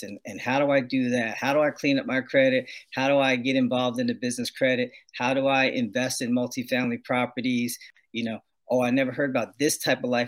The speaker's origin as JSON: {"language": "English", "region": "New Jersey", "country": "United States", "tie": "born or raised there", "moved": "as an adult", "lives_now": "California, United States", "said": "I was born and raised in New Jersey, and came out here to California via the U.S. Air Force"}